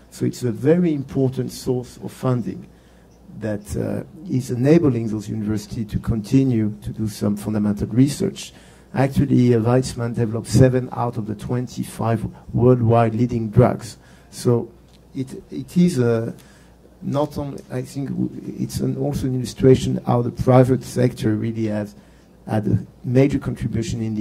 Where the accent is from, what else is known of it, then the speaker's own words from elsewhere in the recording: France; moved away as an adult; now in Israel; I moved from France to Israel 35 years ago after my military duty, and I'm still an officer, a reserve officer.